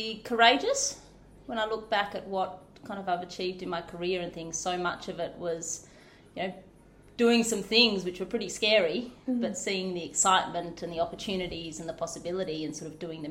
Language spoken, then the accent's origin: English; Pilbara, Western Australia, Australia; also born or lived in Shay Gap / Yarrie Station; now in Harvey, Australia; So I grew up in the Pilbara in mining towns